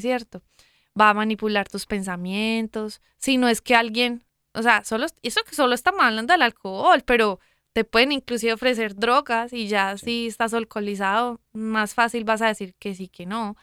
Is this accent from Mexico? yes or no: no; Medellín, Antioquia, Colombia; moved away; de donde vengo yo, de Medellín, Colombia.